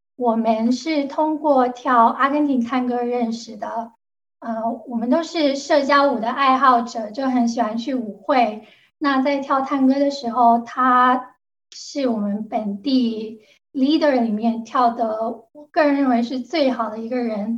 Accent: Guangzhou, Guangdong, China; Chinese is a second language; moved away as an adult; now in United States; 大家听得出来我是广州人，所以我的普通话讲得不好

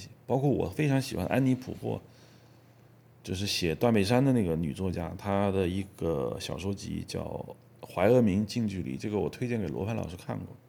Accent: China; 所以，当我们中国人看到林冲的遭遇的时候，我们非常的理解，因为我们也想在体制内活着呀。

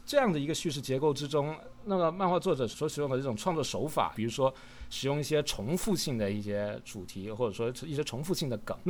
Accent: China; 其实就是我们中国人说的喜怒哀乐的这种时刻中去

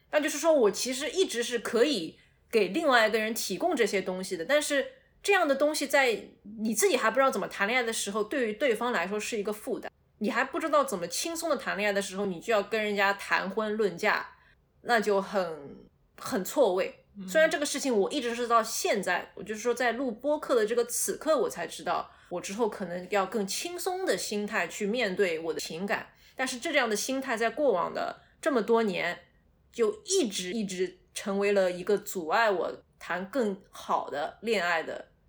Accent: Shanghai, China; 作为一个土生土长的人

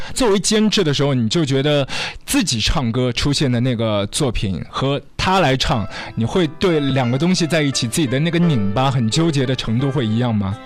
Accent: Shanghai, China; 在我们上海这边

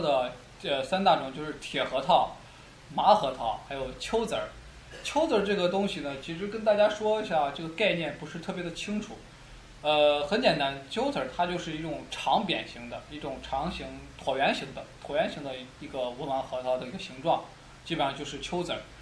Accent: China; 我们中国人

